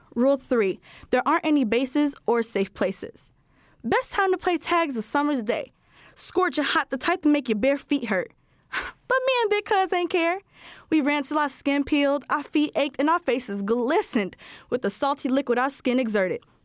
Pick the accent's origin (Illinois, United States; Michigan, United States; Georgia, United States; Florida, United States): Illinois, United States; Chicago; I am fifteen years old and I am from West Pullman.